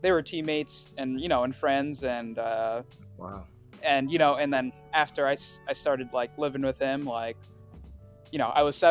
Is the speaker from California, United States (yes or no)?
yes; Riverside, California, United States; first language Swahili; English is a second language; also born or lived in Tanzania; I was born in California in Riverside to Tanzanian parents.